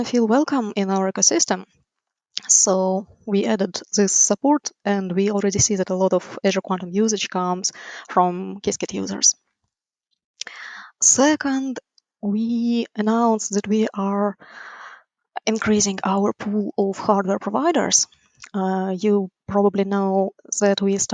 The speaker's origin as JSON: {"language": "English", "country": "Ukraine", "moved": "as an adult", "lives_now": "United States", "said": "Originally, I'm from Ukraine."}